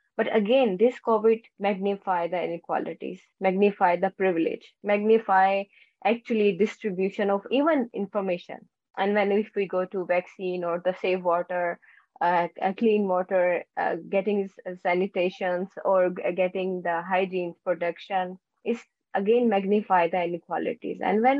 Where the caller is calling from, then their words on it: Netherlands; I'm joining from Netherlands in a very rainy and very Dutch weather today.